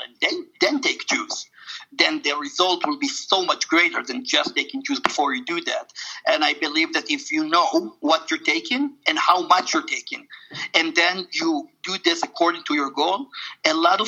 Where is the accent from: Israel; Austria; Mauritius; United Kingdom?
Israel; moved away; going to Israel, where I wasn't 10 years, my home country.